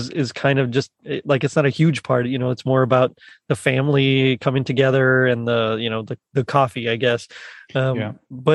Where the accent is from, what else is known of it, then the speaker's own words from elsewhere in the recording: South Texas, United States; I'm from South Texas, so we didn't have snow